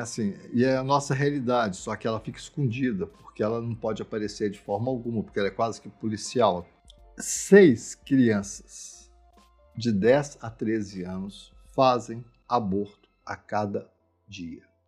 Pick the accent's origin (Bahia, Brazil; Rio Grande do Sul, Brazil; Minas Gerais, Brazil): Minas Gerais, Brazil; eu sou mineiro, eu sou mineiro de muitas gerações, eu sou mineiro brasileiro